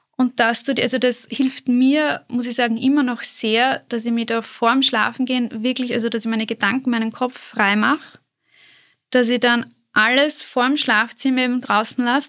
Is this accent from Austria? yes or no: yes; southern Burgenland, Austria; moved away as an adult; now in Vienna, Austria; ich komme ursprünglich aus dem Südburgenland